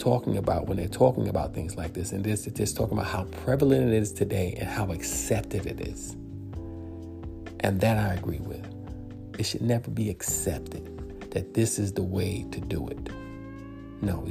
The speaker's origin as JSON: {"language": "English", "region": "New York", "country": "United States", "tie": "born or raised there", "said": "I grew up in New York"}